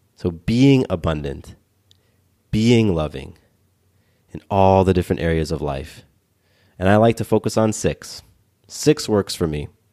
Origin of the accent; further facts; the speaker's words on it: Atlanta, Georgia, United States; I live here in Atlanta and I, I grew up in Atlanta